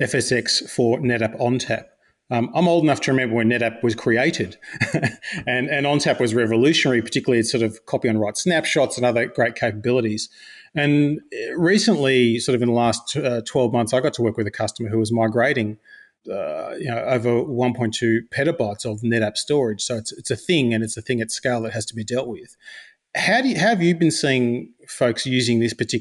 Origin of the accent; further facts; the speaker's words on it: Australia; I'm Australian